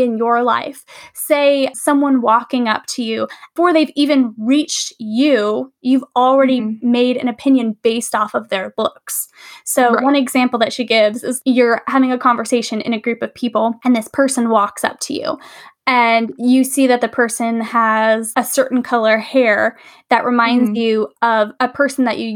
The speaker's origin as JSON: {"language": "English", "region": "California", "country": "United States", "said": "I'm from California."}